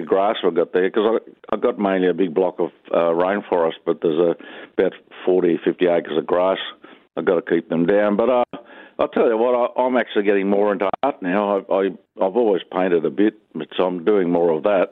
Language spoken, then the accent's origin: English; the Mallee, Victoria, Australia; moved away as an adult; also born or lived in Moree, New South Wales; we moved from the Mallee when I was 19, and we moved up to Moree, north of Moree, Cropper Creek, onto the wheat country.